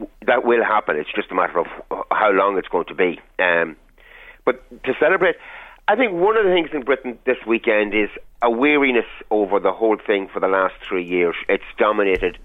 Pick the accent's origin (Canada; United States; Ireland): Ireland; as an Irish person